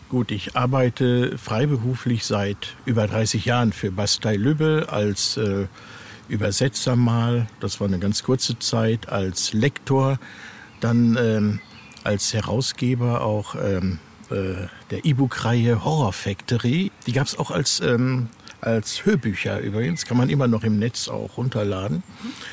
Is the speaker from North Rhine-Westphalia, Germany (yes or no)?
yes; North Rhine-Westphalia, Germany; ich mich hier halt gut auskenne in meiner Heimat aus Westfalen